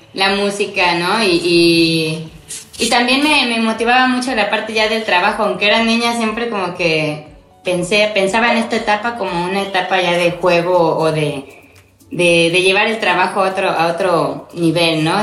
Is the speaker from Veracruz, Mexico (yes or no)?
yes; Córdoba, Veracruz, Mexico; moved away as an adult; now in Xalapa, Mexico; soy cordobesa, de nacimiento, pero bueno, vine a Jalapa a estudiar ya hace como 15 años